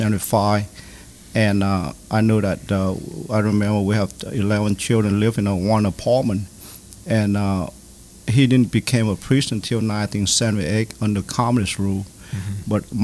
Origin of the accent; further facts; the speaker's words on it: United States; And when when I grew up here in America, I was screwed, man.